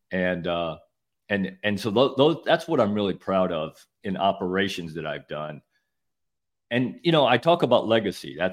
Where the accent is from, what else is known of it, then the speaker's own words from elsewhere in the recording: Midwest, United States; I grew up in the Midwest. I had no idea what a hurricane was.